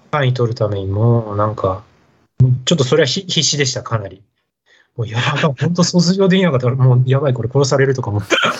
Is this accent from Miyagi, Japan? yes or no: no; Nishitokyo, Tokyo, Japan; also born or lived in Saitama; もう東京なんです。あの、田舎とかなくてですね。はい。あの、東京と埼玉の本当境の今でいう、あの、西東京市ですね